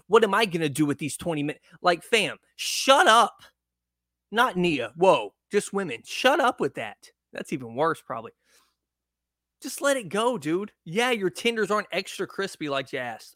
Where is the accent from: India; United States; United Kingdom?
United States; Texarkana; moved away; I was born in Texarkana